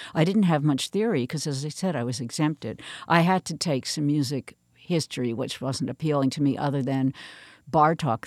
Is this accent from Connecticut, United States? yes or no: yes; New Canaan, Connecticut, United States; I grew up in New Canaan, Connecticut, which is still where I have a home now